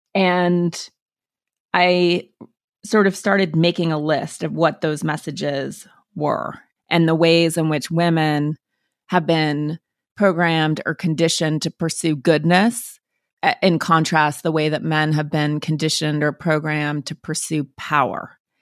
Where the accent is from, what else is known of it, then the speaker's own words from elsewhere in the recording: Montana, United States; I'm from Montana